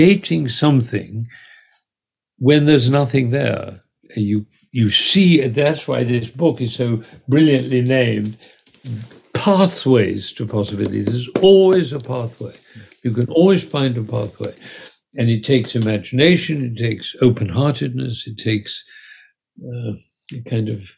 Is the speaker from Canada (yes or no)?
no; England, United Kingdom; I was born in England in 1939